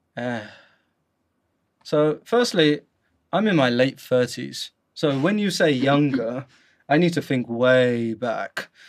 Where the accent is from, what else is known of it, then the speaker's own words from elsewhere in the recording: London, United Kingdom; moved away as an adult; now in Guangzhou, China; as you can hear from my accent, I am from the UK, specifically London.